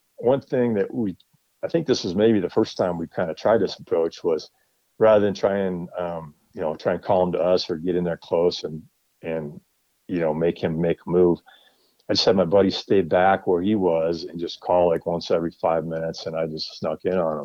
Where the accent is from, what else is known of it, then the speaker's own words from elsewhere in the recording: Wisconsin, United States; moved away as an adult; now in Colorado, United States; I grew up in Wisconsin, but I moved to Colorado about 20 years ago now.